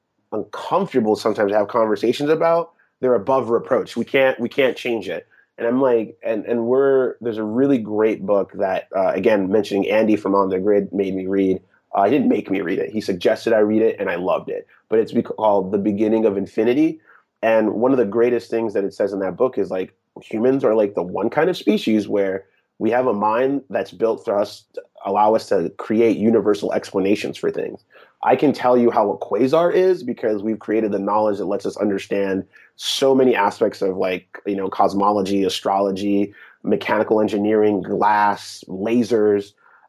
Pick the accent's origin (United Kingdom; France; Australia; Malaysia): France; So growing up in Europe in the 80s, France was importing almost all of its entertainment from Japan. So I grew up on tons of Japanese television dubbed into French.